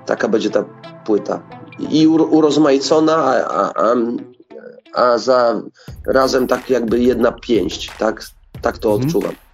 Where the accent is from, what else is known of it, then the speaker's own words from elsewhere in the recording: Lubusz Voivodeship, Poland; u nas w Lubuskiem jest nas bardzo mało tych wokalistów